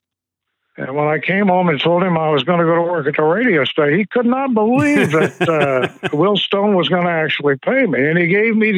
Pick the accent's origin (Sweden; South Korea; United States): United States; Emporia, Virginia; also born or lived in Richmond, Virginia; I grew up in Emporia, Virginia.